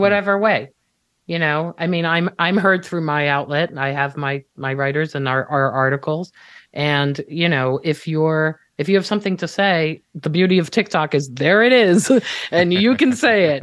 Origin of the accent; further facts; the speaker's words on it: Israel; moved away; I'm Israeli. I was born and raised in Israel.